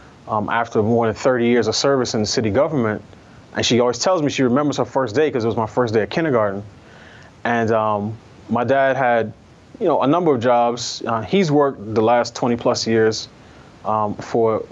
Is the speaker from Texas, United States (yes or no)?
no; New York, United States; also born or lived in Barbados / Queens; my parents came back to the States, and I was raised entirely in New York